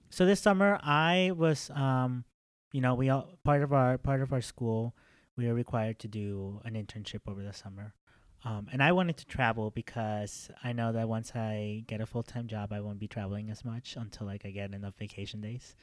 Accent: Mexico; moved away; I'm from Mexico.

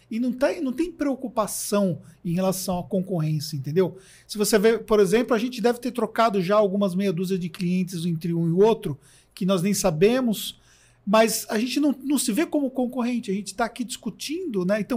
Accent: Taboão da Serra, São Paulo, Brazil; E, pô, sou do Tabuão, é, é longe, né?

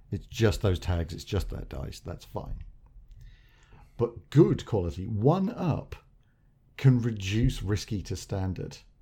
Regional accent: England, United Kingdom; We're English.

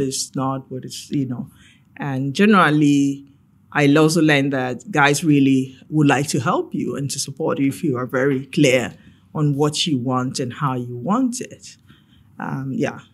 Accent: Ghana; moved away as an adult; growing up in Ghana

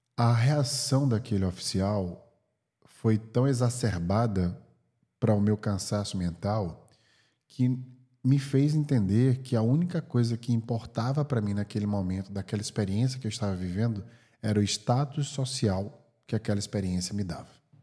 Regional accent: Brazil; now in California, United States; sendo brasileiro, porque meu passaporte é do Brasil

